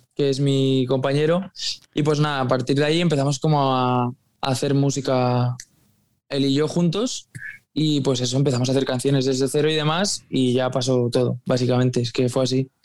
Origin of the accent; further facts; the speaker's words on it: Mallorca, Balearic Islands, Spain; Yo es que soy de Mallorca